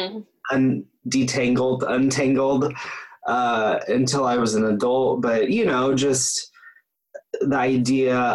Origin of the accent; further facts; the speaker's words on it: Topeka, Kansas, United States; I grew up in Topeka, Kansas, you know, which is middle of the country.